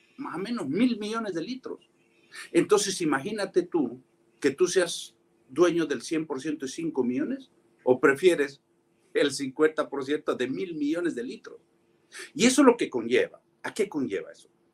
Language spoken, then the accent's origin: Spanish; San Miguel, Ayacucho, Peru; moved away as an adult; yo soy ayacuchano. Corrí, crecí, viví, me eduqué, estudié, trabajé, me forjé en Ayacucho